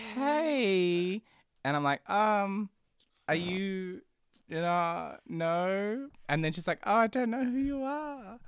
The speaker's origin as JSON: {"language": "English", "area": "Central Coast", "region": "New South Wales", "country": "Australia", "tie": "born or raised there", "also_born_or_lived": "Brazil / Sydney", "accent": "Australian", "said": "I was four when I moved over here"}